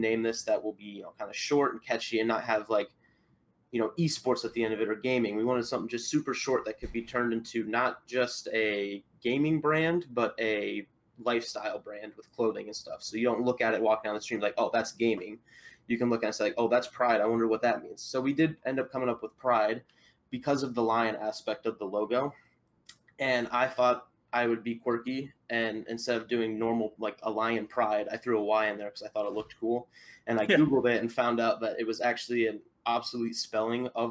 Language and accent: English; Iowa, United States; I'm from Iowa